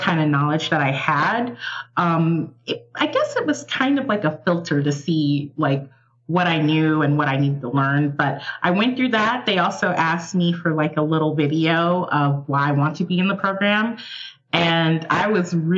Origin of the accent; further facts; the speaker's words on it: Atlanta, Georgia, United States; I am from Atlanta, Georgia